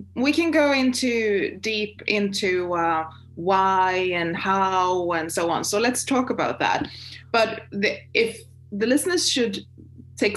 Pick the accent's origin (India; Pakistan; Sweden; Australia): Sweden; also born or lived in China; I'm from Sweden and Northern Europe.